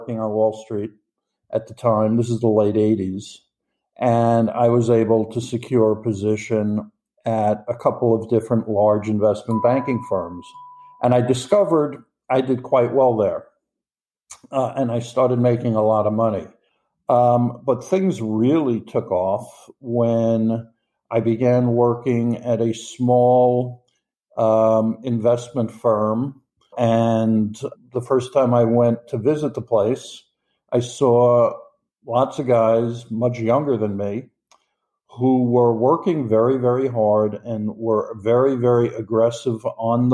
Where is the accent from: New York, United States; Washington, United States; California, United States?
New York, United States; I'm from New York in the United States.